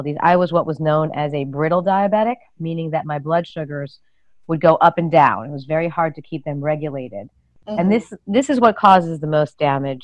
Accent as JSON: {"language": "English", "town": "New York City", "region": "New York", "country": "United States", "also_born_or_lived": "rural Massachusetts", "moved": "as an adult", "said": "I'm originally from New York City"}